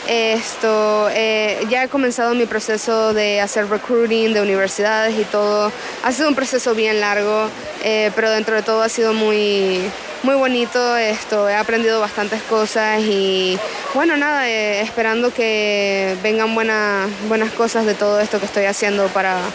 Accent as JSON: {"language": "Spanish", "country": "Panama", "tie": "born or raised there", "said": "yo estoy muy feliz de poder ver a mi familia y poder estar en mi tierrita ya por fin en casa"}